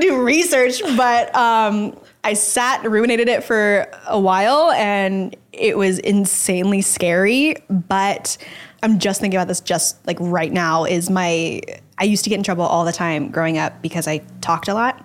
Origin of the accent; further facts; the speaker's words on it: Dallas, Texas, United States; now in Los Angeles, United States; I grew up in Dallas, Texas